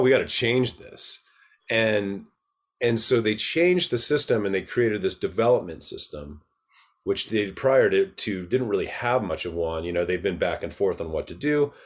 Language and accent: English; Park City, Utah, United States; also born or lived in Atlanta, Georgia; I moved to Utah from Atlanta, Georgia when I was eight